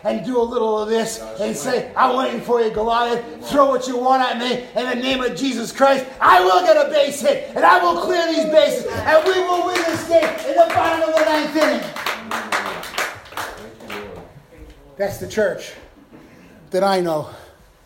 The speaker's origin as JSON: {"language": "English", "town": "New York City", "region": "New York", "country": "United States", "tie": "born or raised there", "said": "my boyhood idol was Willie Mays growing up in Brooklyn."}